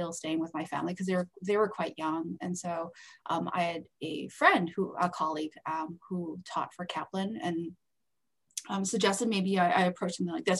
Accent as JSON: {"language": "English", "country": "Canada", "also_born_or_lived": "Calgary", "said": "I'm Canadian, by the way, so I'm not even American"}